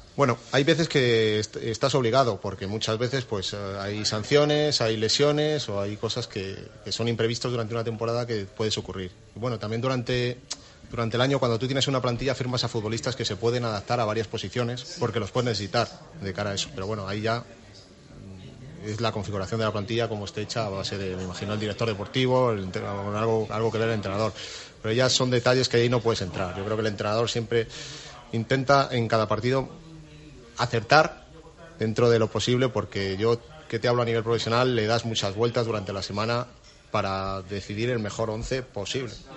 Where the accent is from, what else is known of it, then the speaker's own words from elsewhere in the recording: Valladolid, Castile and León, Spain; yo soy vallisoletano, soy del Real Valladolid desde niño